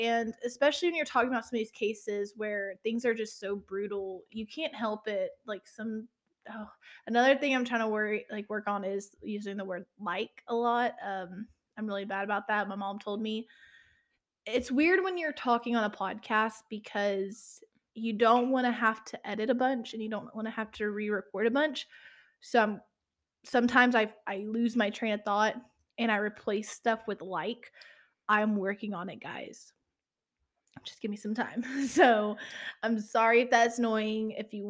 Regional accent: the South, United States; and I'm from the South, so when your mama tells you you're cussing too much, you reel it back in.

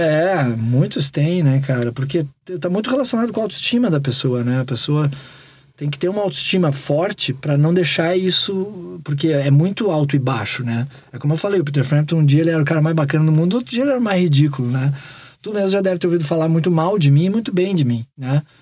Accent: Porto Alegre, Rio Grande do Sul, Brazil; also born or lived in Rio de Janeiro; É em Porto Alegre. Guri de apartamento de Porto Alegre

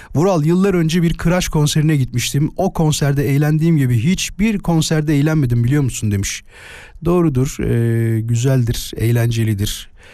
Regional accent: İzmit, Kocaeli, Turkey; born or raised there

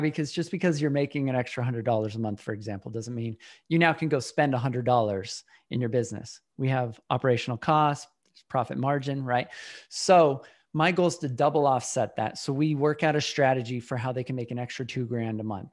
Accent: Utah, United States; now in Austin, United States; I was born in Utah a long time ago

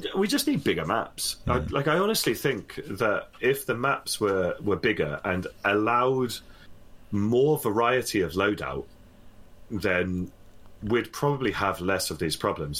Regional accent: United Kingdom; I'm British.

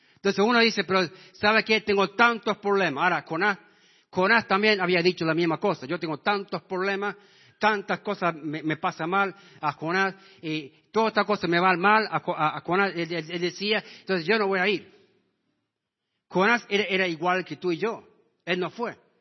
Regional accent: Washington, Iowa, United States; now in San Miguel de Tucumán, Argentina; mi pueblo de donde yo me crié, el pueblo de Washington, Iowa

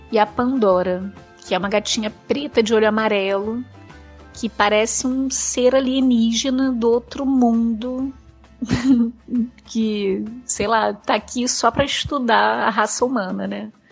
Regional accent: Rio de Janeiro, Brazil; eu sou do Rio de Janeiro, sempre morei no Rio de Janeiro

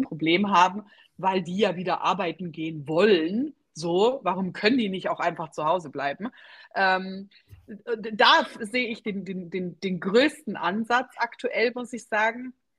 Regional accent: Germany; bei uns in Deutschland

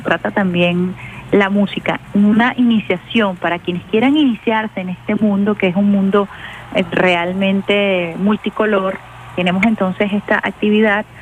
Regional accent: Venezuela; como venezolana

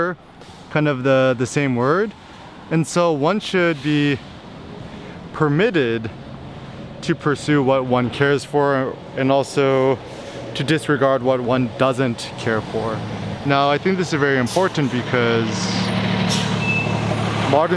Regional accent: United States; Growing up in America

